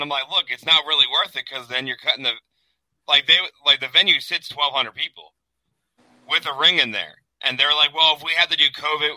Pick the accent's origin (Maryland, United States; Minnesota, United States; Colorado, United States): Maryland, United States; Baltimore; I came out from Baltimore, Maryland